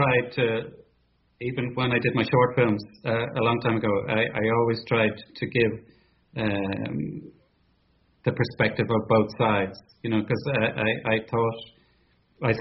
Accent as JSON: {"language": "English", "country": "Ireland", "moved": "as an adult", "lives_now": "Italy", "said": "as Irish citizens"}